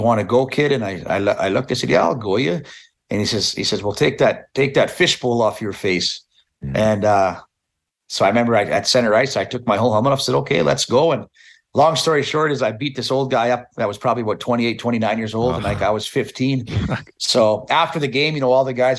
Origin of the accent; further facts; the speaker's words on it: Meadow Lake, Saskatchewan, Canada; the senior team in Meadow Lake, we have, you know, seniors really big in my hometown.